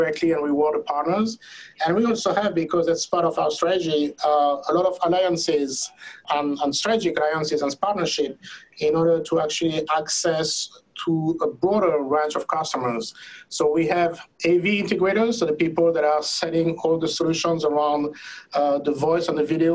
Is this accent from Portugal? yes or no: no; France; moved away as an adult; now in United States; I was born and raised in France. I've been living there for 45 years